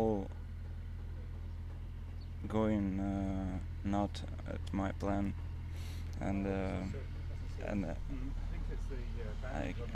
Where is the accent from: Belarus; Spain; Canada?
Belarus; I'm from Belarus